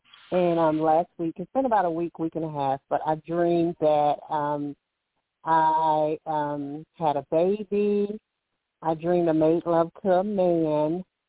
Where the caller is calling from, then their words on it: Alabama, United States; I'm calling from Alabama